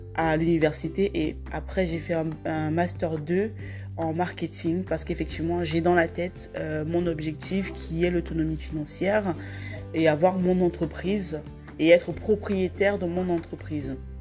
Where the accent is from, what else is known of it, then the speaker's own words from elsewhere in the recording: Cameroon; now in France; je suis née au Cameroun